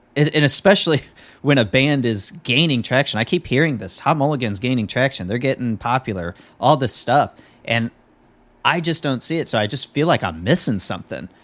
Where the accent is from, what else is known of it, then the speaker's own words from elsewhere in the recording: Midwest, United States; John and I, we grew up in the Midwest